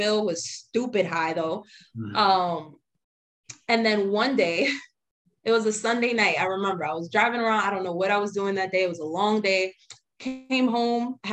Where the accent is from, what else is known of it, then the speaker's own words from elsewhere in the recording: New York City, New York, United States; I grew up in the Bronx